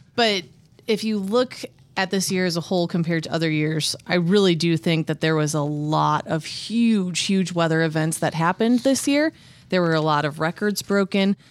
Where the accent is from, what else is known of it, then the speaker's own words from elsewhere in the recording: Midwest, United States; living and growing up in the Midwest